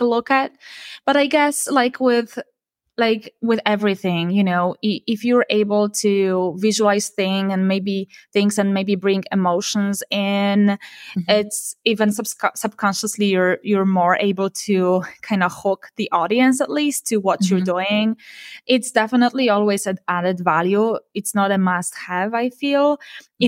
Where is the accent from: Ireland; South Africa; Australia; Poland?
Poland; moved away as an adult; also born or lived in Warsaw, Poland; now in Silicon Valley, United States; I moved from my hometown to Warsaw, you know, in Poland to the capital of Poland